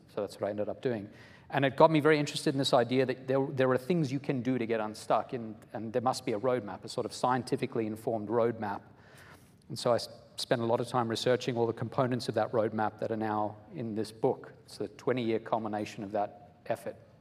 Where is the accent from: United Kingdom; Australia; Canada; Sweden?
Australia; moved away as an adult; also born or lived in South Africa; now in United States; I am originally from South Africa, then I went to Australia, spent about 16 years there until I was in my early 20s, and then I've been in the US for about 20 years